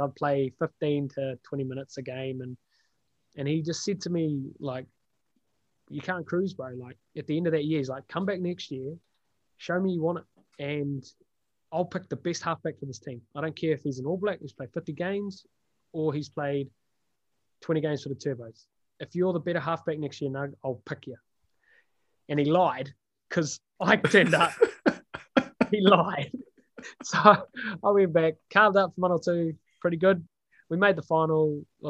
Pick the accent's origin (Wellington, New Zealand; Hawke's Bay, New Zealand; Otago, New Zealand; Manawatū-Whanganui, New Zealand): Manawatū-Whanganui, New Zealand; Palmerston North; also born or lived in Auckland; I'm from Palmy